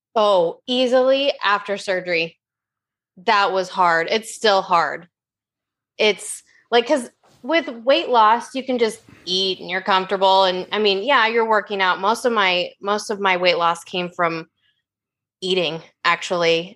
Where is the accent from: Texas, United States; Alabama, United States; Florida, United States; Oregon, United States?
Oregon, United States; I'm from Oregon. It rains ten months of the year